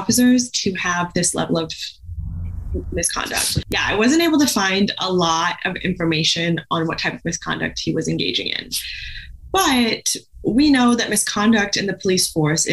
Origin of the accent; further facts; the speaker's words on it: Indiana, United States; I grew up in Indiana